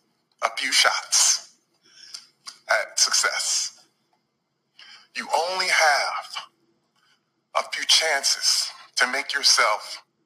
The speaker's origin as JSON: {"language": "English", "town": "Flint", "region": "Michigan", "country": "United States", "said": "I'm from Flint, Michigan."}